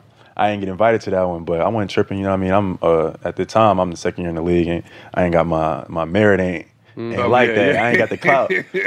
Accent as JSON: {"language": "English", "town": "Atlanta", "region": "Georgia", "country": "United States", "said": "I'm from Atlanta, so you know."}